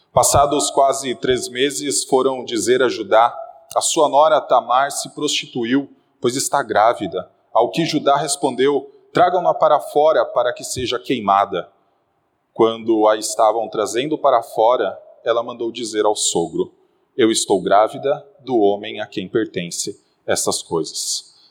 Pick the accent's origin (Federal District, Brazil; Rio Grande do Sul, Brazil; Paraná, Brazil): Paraná, Brazil; Guarapuava; now in São Paulo, Brazil; Meus irmãos, há 10 anos atrás, eu vim do interior do Paraná, de uma cidade chamada Guarapuava. E logo que eu cheguei aqui, eu percebi que as pessoas sabiam que eu não era daqui.